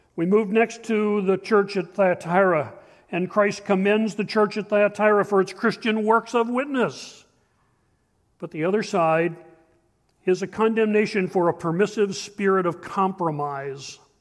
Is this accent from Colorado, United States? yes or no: no; Shamokin, Pennsylvania, United States; We grew up in Shemokin, Pennsylvania.